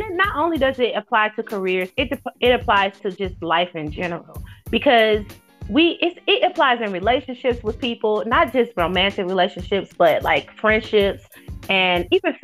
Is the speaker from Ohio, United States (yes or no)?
yes; Cincinnati, Ohio, United States; moved away; also born or lived in Alabama; I grew up in Cincinnati